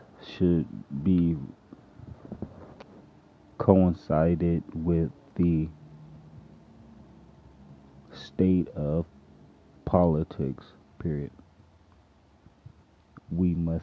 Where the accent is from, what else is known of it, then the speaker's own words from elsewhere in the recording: Los Angeles, California, United States; Growing up in Los Angeles